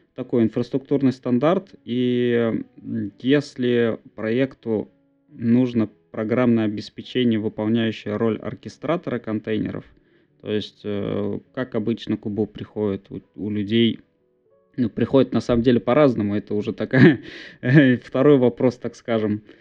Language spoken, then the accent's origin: Russian; Bizhbulyak, Bashkortostan, Russia; also born or lived in Ufa; я сам из Башкирии, так скажем. Я предпочитаю говорить, что я из города Уфа.